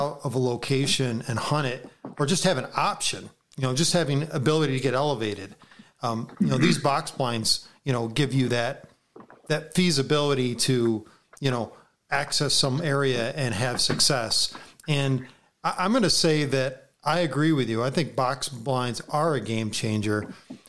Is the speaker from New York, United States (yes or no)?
yes; New York, United States; being a New Yorker